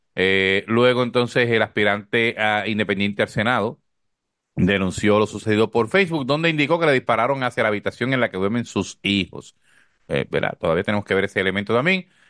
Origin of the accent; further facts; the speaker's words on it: Corozal, Puerto Rico; moved away; mi pueblo, que siempre estoy bromeando de cuando vivía en Corozal